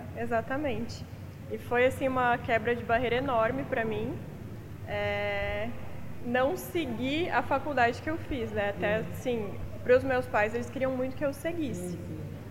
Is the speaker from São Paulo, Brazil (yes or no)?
no; Palotina, Paraná, Brazil; moved away as an adult; also born or lived in Umuarama, Paraná / Blumenau, Santa Catarina; now in Itapema, Brazil; sou paranaense eu nasci, mas só fui nascer em Umuarama, então sou umuaramense, mas é, vivi mesmo em Palotina, que é uma cidade bem pequenininha, oeste do Paraná.